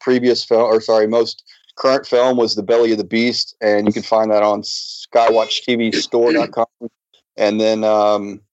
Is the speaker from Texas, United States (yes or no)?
yes; Houston, Texas, United States; also born or lived in Atlanta, Georgia; now in Missouri, United States; We grew up in Houston, Texas, for the past, 10 to 12 years, we were out of Atlanta, Georgia, and now we're in Anytown, Missouri